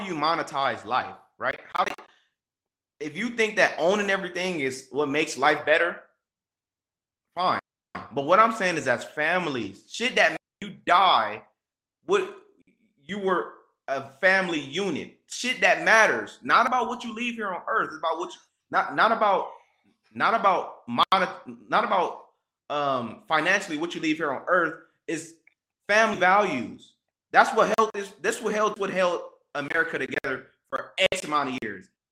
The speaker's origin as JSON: {"language": "English", "town": "Los Angeles", "region": "California", "country": "United States", "tie": "born or raised there", "said": "me growing up in South Central and around a gang-infested area"}